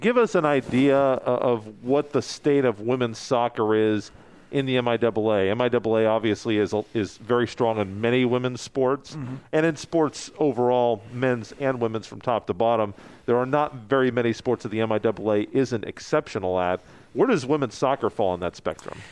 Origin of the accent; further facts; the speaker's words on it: Topeka, Kansas, United States; also born or lived in Lawrence; I grew up in Topeka